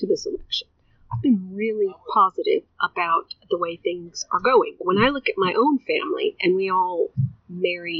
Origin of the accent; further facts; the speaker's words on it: Easley, South Carolina, United States; first language Spanish; English is a second language; also born or lived in Rhode Island; I grew up in Easley, but I'm from Rhode Island.